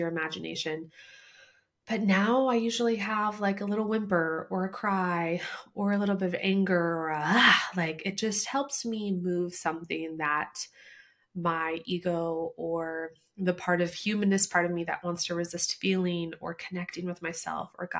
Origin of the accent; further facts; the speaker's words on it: Midwest, United States; when we grew up in the Midwest